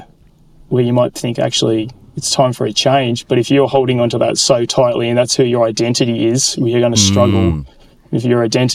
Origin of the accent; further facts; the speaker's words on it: Sydney, New South Wales, Australia; the church I grew up in Sydney